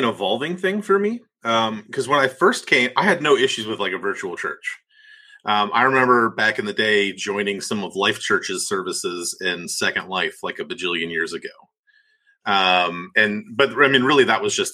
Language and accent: English; Northeast Ohio, United States; moved away as an adult; also born or lived in Cleveland, Tennessee; now in Birmingham, United States; I grew up in Northeast Ohio, though, before I moved to a little town called Cleveland, Tennessee, to attend a school there called Lee University.